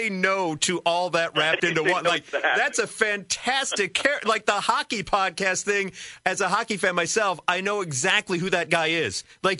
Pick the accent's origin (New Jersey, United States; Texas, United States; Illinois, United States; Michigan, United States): Illinois, United States; Chicago; as I grew up around Chicago